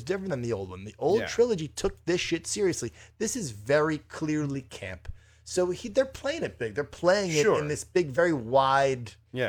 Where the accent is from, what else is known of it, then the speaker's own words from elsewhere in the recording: New Jersey, United States; From Jersey, yo, we're from Jersey.